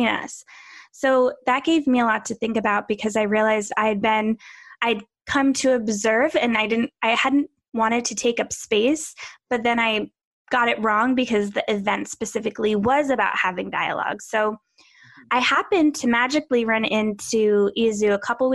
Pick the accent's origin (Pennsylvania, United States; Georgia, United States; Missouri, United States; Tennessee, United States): Pennsylvania, United States; I grew up in Pennsylvania